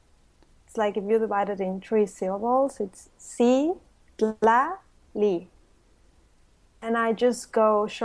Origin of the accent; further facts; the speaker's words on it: Mexico City, Mexico; now in Cancun, Mexico; I was born in Mexico City. And I've been living in Cancun for 25 years.